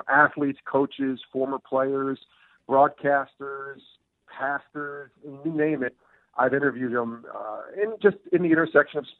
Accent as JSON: {"language": "English", "town": "Albany", "region": "New York", "country": "United States", "tie": "born or raised there", "moved": "yes", "said": "I worked locally in my hometown of Albany, New York for 3 years"}